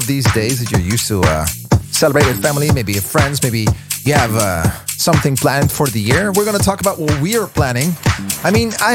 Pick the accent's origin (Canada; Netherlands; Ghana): Netherlands; Veenendaal, Utrecht; my hometown, Veenendaal